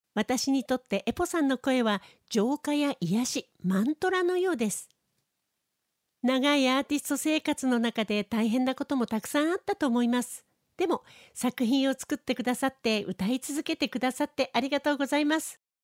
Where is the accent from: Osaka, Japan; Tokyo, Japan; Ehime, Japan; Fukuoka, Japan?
Tokyo, Japan; moved away as an adult; now in Okinawa, Japan; 私の実家があった未宿という町。